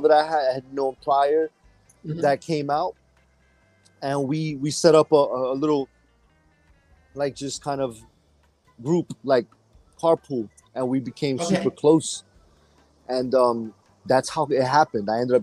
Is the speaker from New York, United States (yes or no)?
yes; New York City, New York, United States; I'm from New York City